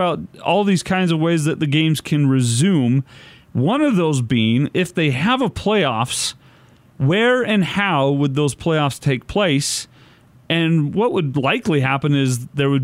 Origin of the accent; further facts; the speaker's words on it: Salt Lake City, Utah, United States; right here in my hometown, right here in Salt Lake City.